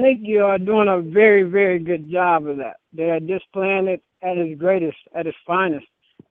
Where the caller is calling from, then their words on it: Las Vegas, Nevada, United States; I'm calling from Vegas.